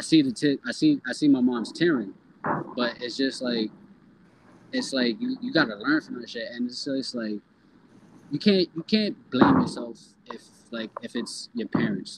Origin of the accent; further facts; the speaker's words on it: New York City, New York, United States; also born or lived in Harlem / Jamaica, Queens / Brooklyn / Pennsylvania; I'm Harlem born and Bronx raised, but like I'm a New Yorker because I live damn near everywhere in New York City.